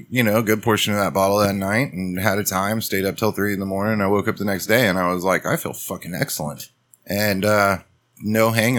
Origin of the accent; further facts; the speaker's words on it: Texas, United States; because I'm from Texas.